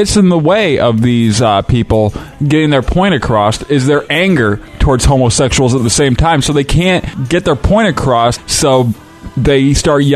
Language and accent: English; Fowlerville, Michigan, United States; I grew up in Fowlerville, Michigan.